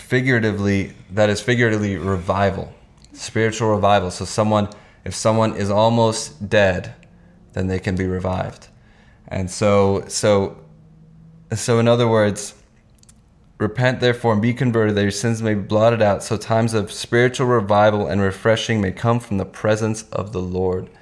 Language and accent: English; Hungary; moved away; I was born in Hungary and did kindergarten there